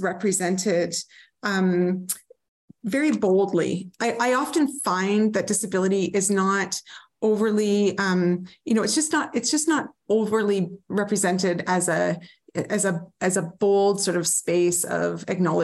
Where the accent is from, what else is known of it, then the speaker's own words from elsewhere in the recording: Northern British Columbia, Canada; also born or lived in New Westminster; I grew up in Northern BC